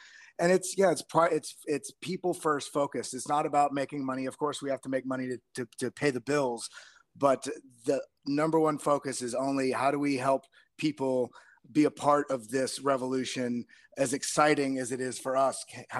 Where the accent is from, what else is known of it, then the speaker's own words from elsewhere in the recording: Texas, United States; now in New York, United States; I'm originally from Texas. I've been living up here in New York for quite a while